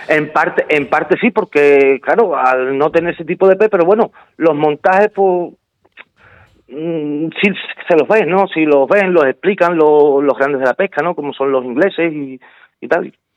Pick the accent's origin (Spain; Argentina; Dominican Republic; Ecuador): Spain; haber sido el primer español en conseguir la medalla de oro